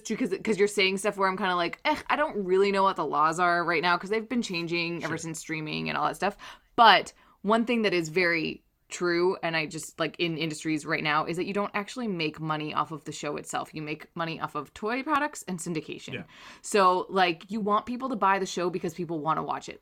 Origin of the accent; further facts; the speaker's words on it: Canada; we're Canadian